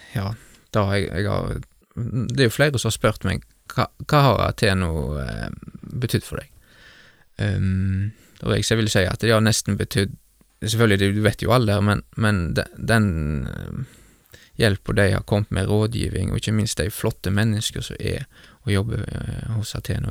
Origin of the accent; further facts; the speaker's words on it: Bømlo, Vestland, Norway; Gullveggen gardstun der jeg vokste opp